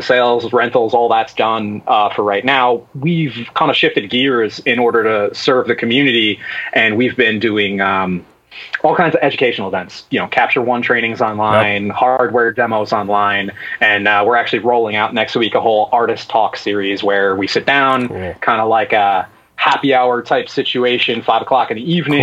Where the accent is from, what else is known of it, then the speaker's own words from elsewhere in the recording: United States; because I'm American